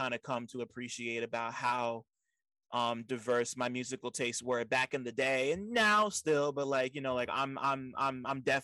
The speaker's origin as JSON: {"language": "English", "town": "Montclair", "region": "New Jersey", "country": "United States", "tie": "born or raised there", "said": "I grew up in the burbs, I grew up in Montclair, which is right outside of New York City"}